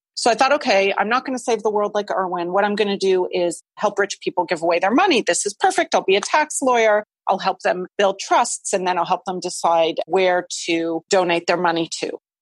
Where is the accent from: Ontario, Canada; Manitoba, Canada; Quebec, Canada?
Quebec, Canada; Montreal; the Jewish community, which is where I grew up in Montreal.